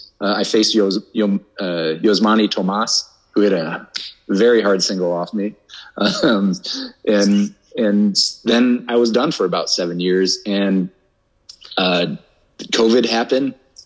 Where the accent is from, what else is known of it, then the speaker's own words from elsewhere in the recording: Sioux City, Iowa, United States; also born or lived in Seattle; played 4 seasons with my hometown, Sioux City Explorers